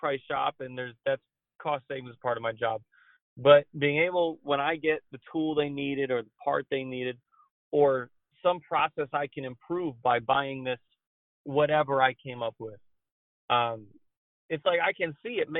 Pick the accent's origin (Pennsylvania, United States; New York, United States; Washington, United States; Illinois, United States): New York, United States; growing up in New York